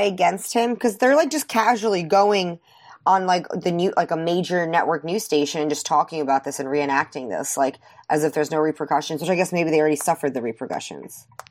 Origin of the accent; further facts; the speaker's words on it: New York City, New York, United States; I grew up in New York City. I grew up in, like, Brooklyn and Queens